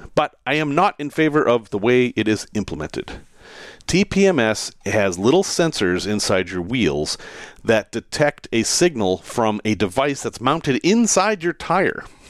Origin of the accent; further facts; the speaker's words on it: United States; as an American